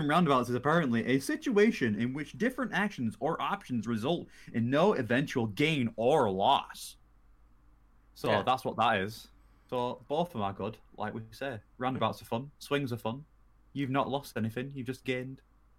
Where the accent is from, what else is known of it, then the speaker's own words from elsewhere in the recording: the north of England, United Kingdom; accent: northern; it just sounds northern as fuck.